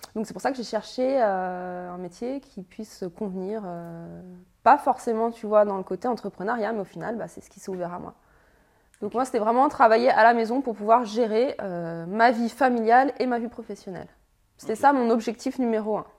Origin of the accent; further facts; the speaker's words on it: Annecy, Auvergne-Rhône-Alpes, France; 33 ans, je viens d'Annecy.